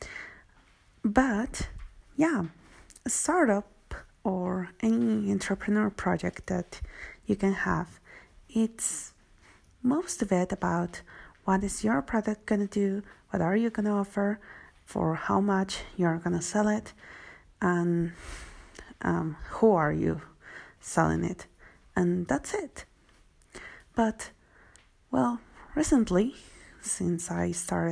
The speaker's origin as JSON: {"language": "English", "country": "Mexico", "said": "I'm from Mexico"}